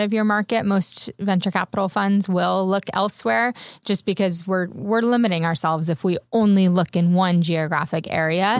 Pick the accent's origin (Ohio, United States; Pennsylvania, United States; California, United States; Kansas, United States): California, United States; San Diego; also born or lived in Bay Area; now in Los Angeles, United States; I'm originally from San Diego